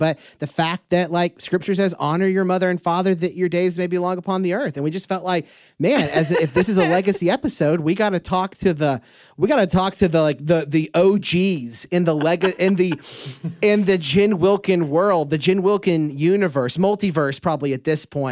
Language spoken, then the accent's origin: English; Houston, Texas, United States; I grew up around Houston